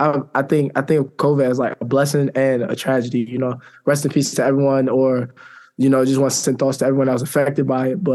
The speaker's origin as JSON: {"language": "English", "region": "Maryland", "country": "United States", "moved": "as an adult", "said": "I'm from Maryland"}